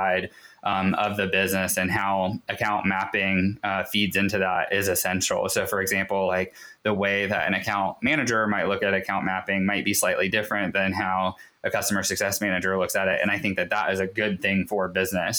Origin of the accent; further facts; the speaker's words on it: Raleigh, North Carolina, United States; now in Ashland, United States; I grew up in Raleigh.